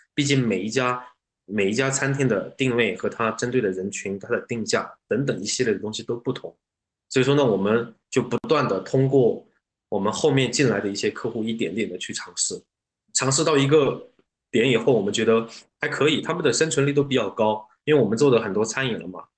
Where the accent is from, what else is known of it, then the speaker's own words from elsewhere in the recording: China; 这种酸酸辣辣的口味是我们是我们中国人能够接受的